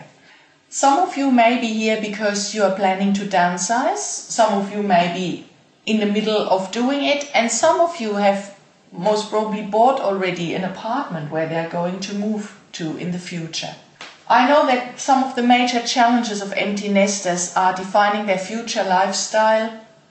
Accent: Germany; moved away as an adult; I was born and raised in Germany and lived there until 6 years ago

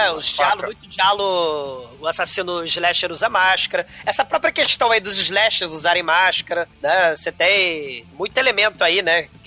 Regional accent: São Paulo, Brazil; Não, não, sou da Moca. Eu, eu como na Moca.

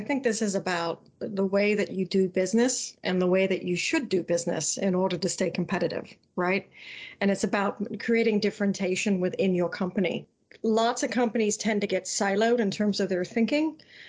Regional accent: England, United Kingdom; I was brought up on mayonnaise, so even though I'm technically English, I still put mayonnaise on, you know, my ham and Swiss sandwich

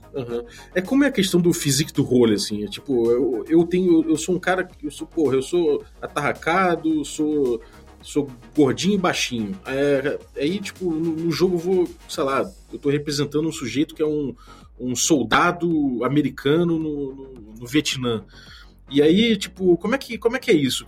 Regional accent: Rio de Janeiro, Brazil; como bom carioca

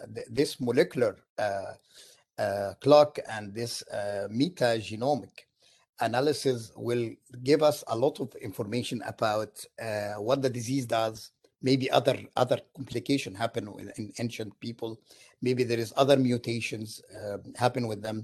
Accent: Egypt; now in Syracuse, United States; I am from Egypt originally.

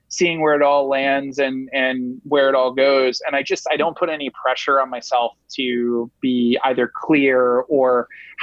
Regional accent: Rhode Island, United States; now in New York City, United States; Rhode Island, which is the smallest state in the union.

